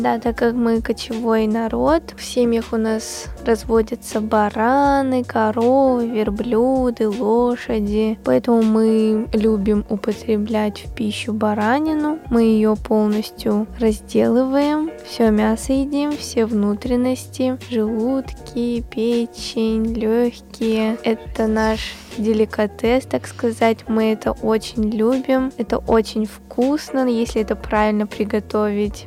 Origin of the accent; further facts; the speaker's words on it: Kyzyl, Tuva, Russia; moved away as an adult; also born or lived in Erzinsky District, Tuva; now in Moscow, Russia; мой родной край – это Республика Тыва